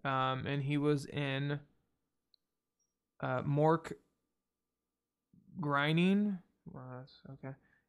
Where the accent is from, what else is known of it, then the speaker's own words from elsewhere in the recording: Bay Area, California, United States; We hail from the Bay Area in California.